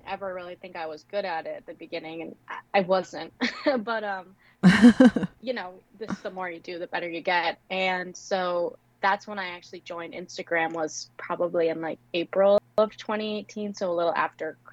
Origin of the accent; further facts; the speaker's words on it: Rhode Island, United States; also born or lived in South Georgia; now in Georgia, United States; I'm in South Georgia, but I'm originally from Rhode Island